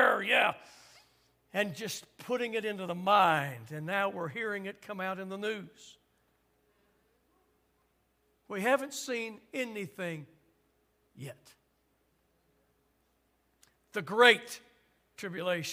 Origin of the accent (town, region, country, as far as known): United States